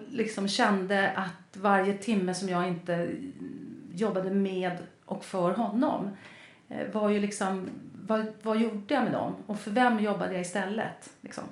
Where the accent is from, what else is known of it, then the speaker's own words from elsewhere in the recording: Lidingö, Stockholm County, Sweden; jag är uppvuxen på Lidingö